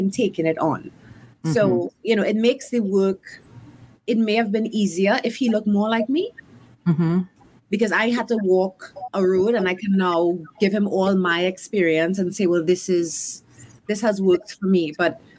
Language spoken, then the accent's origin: English; Trinidad & Tobago; moved away as an adult; now in College Park, Maryland, United States; I am coming from the Caribbean